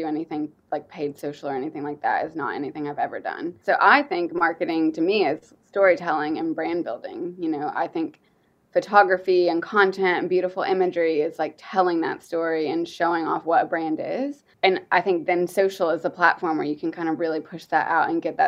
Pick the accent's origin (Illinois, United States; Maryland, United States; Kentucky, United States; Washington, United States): Kentucky, United States; moved away as an adult; also born or lived in New York; now in London, United Kingdom; he moved to Kentucky, which is where I'm from, whenever he was in his 20s. To work in the horse industry. And I grew up in Kentucky